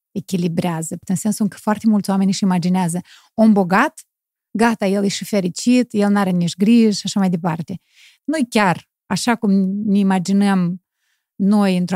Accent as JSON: {"language": "Romanian", "town": "Ungheni", "region": "Ungheni District", "country": "Moldova", "said": "eu sunt din Ungheni."}